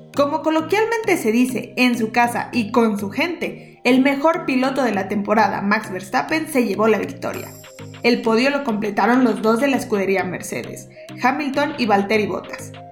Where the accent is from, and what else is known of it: Mexico